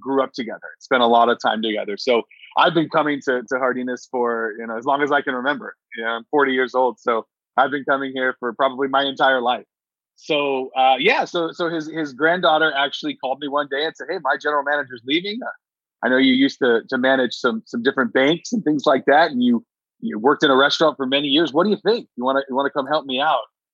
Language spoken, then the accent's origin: English; Stockton, California, United States; also born or lived in Santa Cruz, California; I grew up in Stockton.